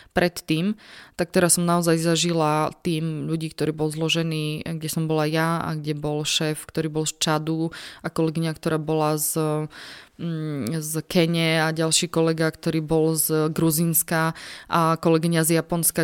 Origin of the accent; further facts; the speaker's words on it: Slovakia; som sa na východnom Slovensku ako pracovnička UNHCR ocitla sama ako Slovenka